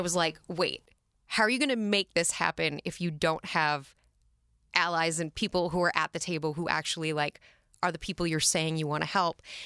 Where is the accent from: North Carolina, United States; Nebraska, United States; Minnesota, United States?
Minnesota, United States; Minneapolis; now in New York City, United States; We grew up in Northeast Minneapolis in the city proper